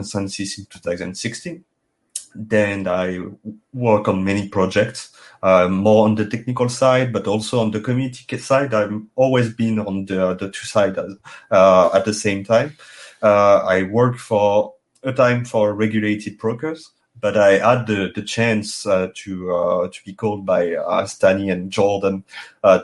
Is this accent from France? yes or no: yes; France; accent: thick French; English is a second language; As you can hear it with my thick accent, it's impossible to hide that I'm French.